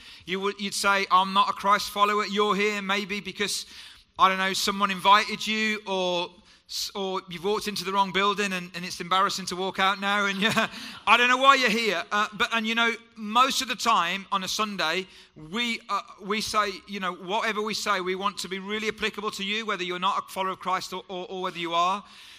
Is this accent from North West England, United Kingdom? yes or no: no; Wolverhampton, West Midlands, United Kingdom; My parents were born in Jamaica, came here in the 50s, and I was born in Wolverhampton, which is where I'm from.